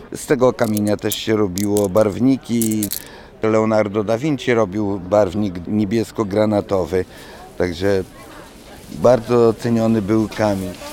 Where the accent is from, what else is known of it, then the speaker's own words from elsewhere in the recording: Roztocze, Poland; u nas na Roztoczu